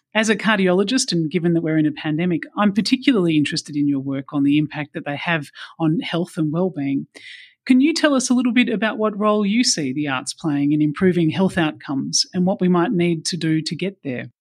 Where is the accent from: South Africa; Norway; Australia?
Australia